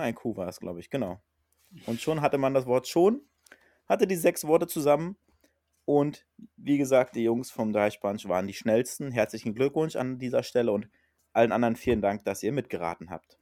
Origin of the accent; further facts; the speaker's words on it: Berlin, Germany; now in Hamburg, Germany; aus meiner alten Heimat, aus Berlin